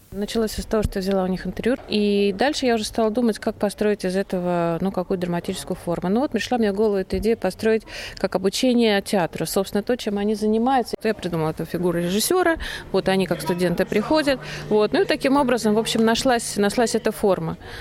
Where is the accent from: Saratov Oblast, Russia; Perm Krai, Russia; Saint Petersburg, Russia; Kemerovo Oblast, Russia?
Perm Krai, Russia; Perm; я из Перми родом